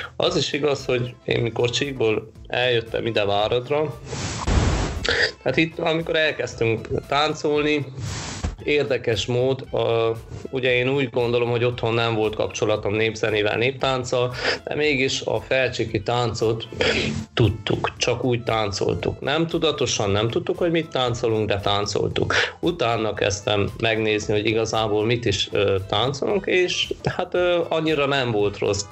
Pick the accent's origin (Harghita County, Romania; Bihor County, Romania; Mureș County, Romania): Harghita County, Romania; Miercurea Ciuc; also born or lived in Sânsimion; now in Oradea, Romania; csíki vagyok, csík, e, csík Szent Simonba szület, e, Csíkszeredába születtem, de Szent Simonba élnek a szüleim mai napig